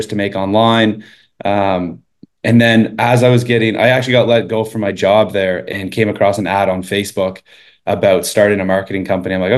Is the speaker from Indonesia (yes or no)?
no; Eastern Canada, Canada; moved away as an adult; also born or lived in Sweden / Toronto; I grew up in Eastern Canada, lived there my entire life up until about 19